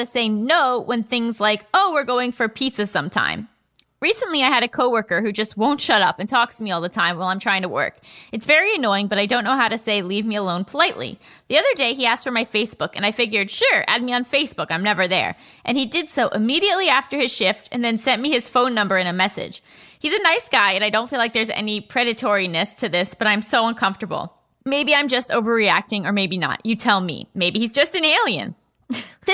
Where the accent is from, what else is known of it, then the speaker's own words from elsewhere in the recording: New York, United States; I'm from New York